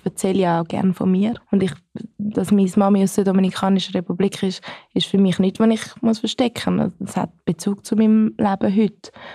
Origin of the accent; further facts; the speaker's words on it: Switzerland; ich bin Schweizerin